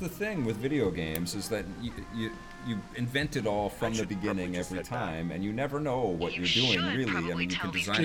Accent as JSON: {"language": "English", "country": "Canada", "said": "I'm Canadian"}